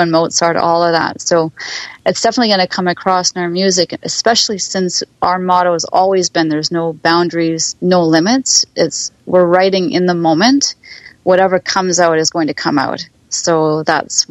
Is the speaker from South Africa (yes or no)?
no; Winnipeg, Manitoba, Canada; now in Ontario, Canada; I was born and raised in Winnipeg